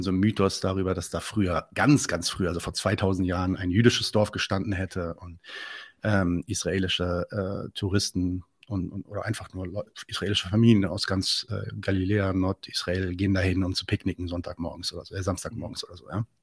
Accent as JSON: {"language": "German", "country": "Lebanon", "said": "ja, nee, nee, ich bin Libanese."}